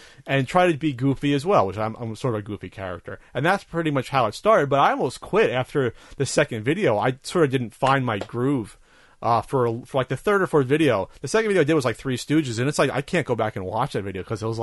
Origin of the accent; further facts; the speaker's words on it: New Jersey, United States; I'm from New Jersey too.